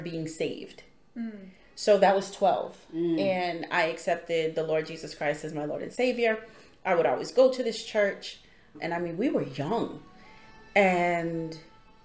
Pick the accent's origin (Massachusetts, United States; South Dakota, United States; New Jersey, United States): Massachusetts, United States; Boston; also born or lived in Roxbury; I grew up in Dorchester